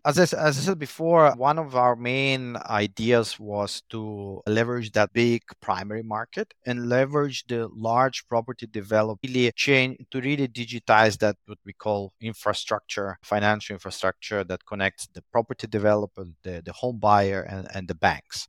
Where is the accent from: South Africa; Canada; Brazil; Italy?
Italy; moved away as an adult; also born or lived in Moscow, Russia; now in Jakarta, Indonesia; Originally, we am born in Moscow, but I grew up in Italy. and, uh, currently living in Indonesia for the past more than ten years